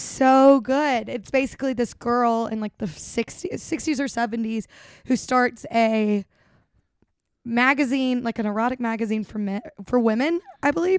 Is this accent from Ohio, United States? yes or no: no; Birmingham, Alabama, United States; moved away as an adult; now in Los Angeles, United States; Birmingham, which is my hometown